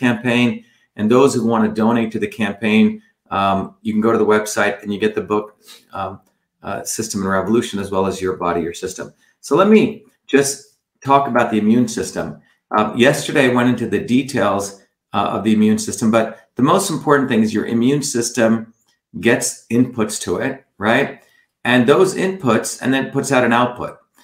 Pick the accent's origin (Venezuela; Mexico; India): India; moved away; I went back to India